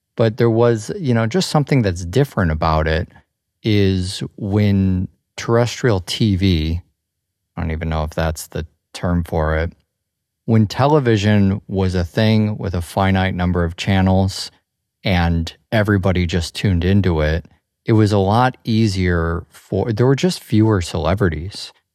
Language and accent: English; Chicago, Illinois, United States; growing up in Chicago